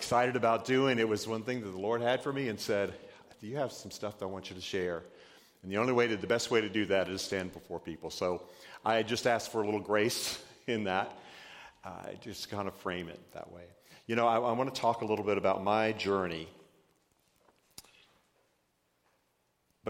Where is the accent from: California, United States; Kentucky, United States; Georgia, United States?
Georgia, United States; my dad was a big Georgia redneck, because I'm from Georgia